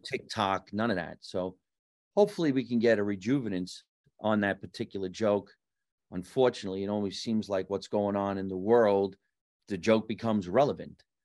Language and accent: English; New Jersey, United States; moved away as an adult; also born or lived in California; you're in my hometown. I'm on the street I grew up